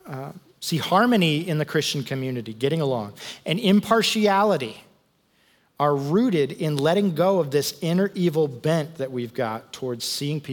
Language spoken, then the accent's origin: English; United States; I'm an American